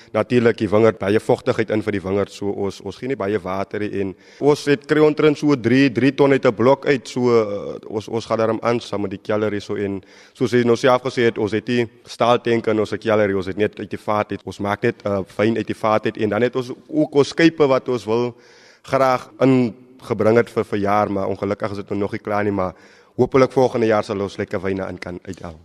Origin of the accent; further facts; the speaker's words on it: South Africa; my as 'n Suid-Afrikaner